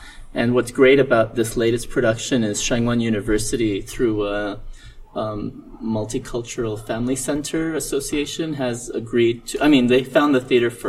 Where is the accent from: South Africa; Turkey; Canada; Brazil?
Canada; Montreal, Quebec; moved away as an adult; also born or lived in Mumbai, India; now in South Korea; So, I was originally born in Mumbai, India, but we moved to Montreal, Canada when I was a little boy. So, I grew up in Montreal, Canada